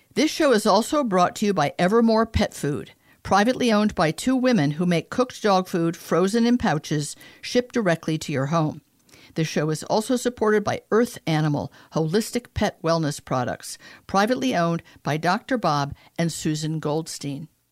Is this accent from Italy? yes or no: yes; Italy; moved away; I grew up a lot in Italy where circuses were paid for by the government